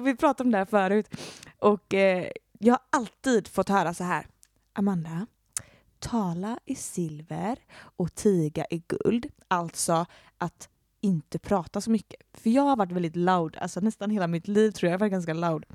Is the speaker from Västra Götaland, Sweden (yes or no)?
yes; Gothenburg, Västra Götaland, Sweden; also born or lived in Floda; jag kommer ju från Sverige och eh, från Göteborg. Eh, och jag är uppvuxen i Göteborg och lite utanför Göteborg